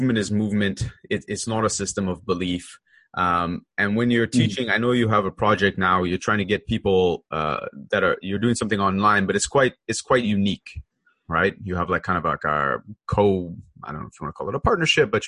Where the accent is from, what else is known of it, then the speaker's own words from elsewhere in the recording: Canada; I'm Canadian